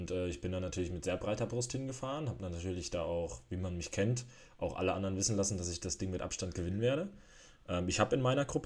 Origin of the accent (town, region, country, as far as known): Germany